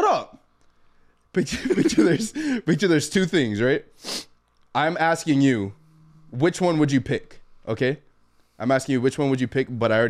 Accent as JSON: {"language": "English", "town": "Tecoman", "region": "Colima", "country": "Mexico", "said": "No, I'm from Tecoman, bro. Soy de Tecoman, bro. Soy de Colima."}